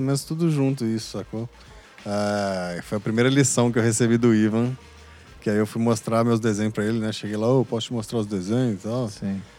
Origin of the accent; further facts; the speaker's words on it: Belo Horizonte, Minas Gerais, Brazil; eu nasci em Belo Horizonte